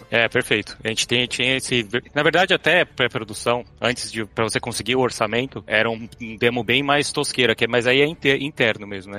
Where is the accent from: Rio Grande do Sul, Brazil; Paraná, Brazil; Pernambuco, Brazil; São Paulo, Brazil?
São Paulo, Brazil; moved away as an adult; also born or lived in Canada; now in United States; eu sou de São Paulo, nascido e crescido no Ipiranga